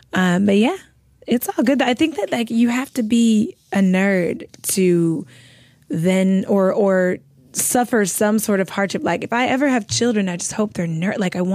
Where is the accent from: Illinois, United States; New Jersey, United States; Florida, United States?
Illinois, United States; Chicago; South suburbs, where all good things in music come from, apparently.